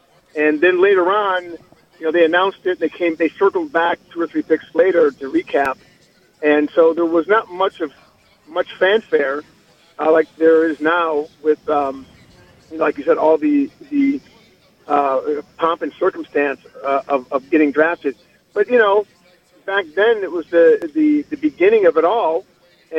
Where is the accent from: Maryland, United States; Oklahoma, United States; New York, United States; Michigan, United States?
Michigan, United States; Detroit; moved away as an adult; I grew up in Detroit